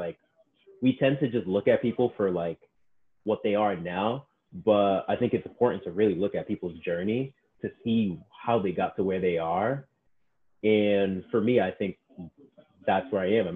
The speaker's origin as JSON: {"language": "English", "town": "Boston", "region": "Massachusetts", "country": "United States", "tie": "born or raised there", "said": "I'm Black growing up in Boston"}